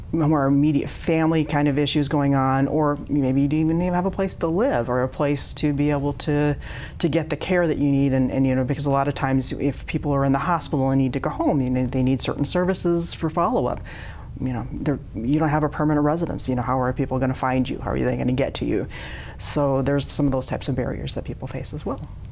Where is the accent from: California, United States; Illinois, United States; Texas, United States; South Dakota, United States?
South Dakota, United States; also born or lived in Eagle Butte, South Dakota; now in Sioux Falls, United States; I was born in South Dakota and moved all over the state when I was growing up.